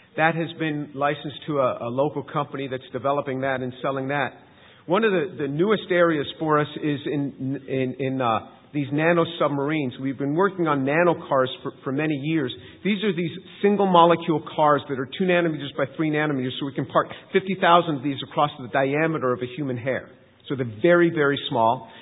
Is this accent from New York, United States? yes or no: yes; New York City area, United States; moved away; also born or lived in Manhattan; I grew up in in the New York City area. I was born in Manhattan, grew up just outside the city.